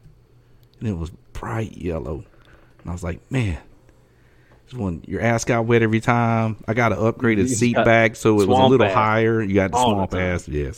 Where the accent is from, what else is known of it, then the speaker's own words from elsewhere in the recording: Southeast Georgia, United States; now in Victoria, United States; where I grew up in Southeast Georgia